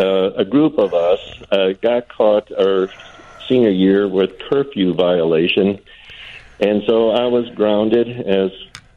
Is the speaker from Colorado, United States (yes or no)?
no; Woodstock, Illinois, United States; also born or lived in north central Wisconsin; I was born in north central Wisconsin and then moved to Woodstock when I was 3 years old.